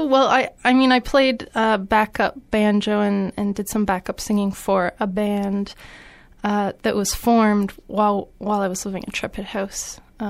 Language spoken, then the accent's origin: English; Hamilton, Ontario, Canada; No, I'm from Hamilton.